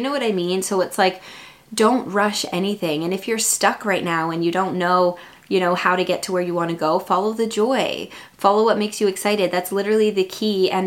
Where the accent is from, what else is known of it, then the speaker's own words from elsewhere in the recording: Vancouver, British Columbia, Canada; I'm from Vancouver